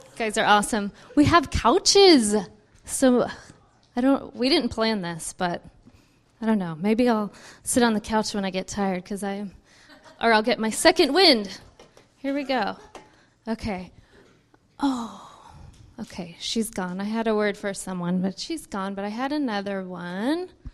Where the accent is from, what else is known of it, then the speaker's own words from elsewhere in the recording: Richmond, California, United States; also born or lived in Missouri; I grew up in Richmond